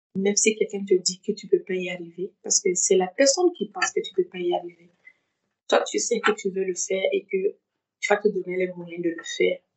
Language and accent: French; Bobo-Dioulasso, Hauts-Bassins, Burkina Faso; moved away as an adult; also born or lived in Ouagadougou, Burkina Faso / United States / Togo; now in France; je reste cette burkinabé je, je reste cette Bourgolaise. voilà et à chaque fois que je repars je repars euh, dans la ville dans la ville où j'ai grandi je suis née à Ouagadougou j'ai à Bobo